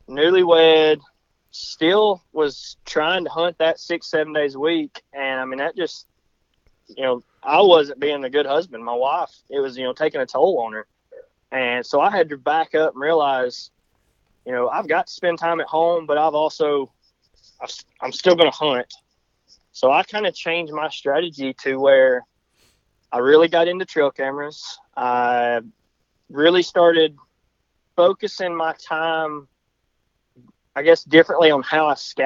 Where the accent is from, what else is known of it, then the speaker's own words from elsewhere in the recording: North Georgia, United States; moved away as an adult; now in North Alabama, United States; Originally from North Georgia. I now live North Alabama